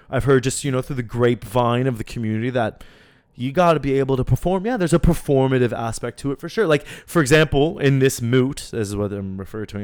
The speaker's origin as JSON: {"language": "English", "town": "Halifax", "region": "Nova Scotia", "country": "Canada", "also_born_or_lived": "Lebanon", "said": "I'm from Halifax. You know, I'm also from Lebanon. I'm from both, but I'm also very much Haligonian"}